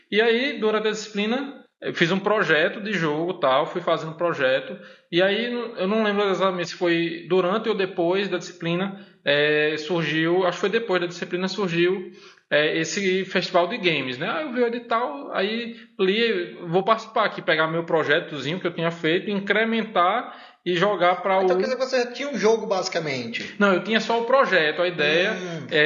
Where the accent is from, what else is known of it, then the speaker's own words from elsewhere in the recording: Recife, Pernambuco, Brazil; also born or lived in Garanhuns / Mossoró; eu sou de Recife, nasci em Recife